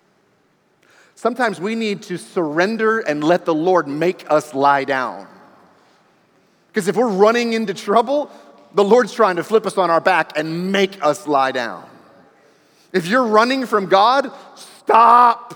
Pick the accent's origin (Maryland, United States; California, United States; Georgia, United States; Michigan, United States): Maryland, United States; D.C., the Maryland area, United States; born or raised there; also born or lived in New Mexico; now in Texas, United States